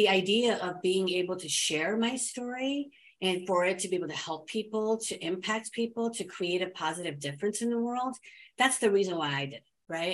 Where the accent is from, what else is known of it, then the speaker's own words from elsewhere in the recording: United States; I was born and raised here in America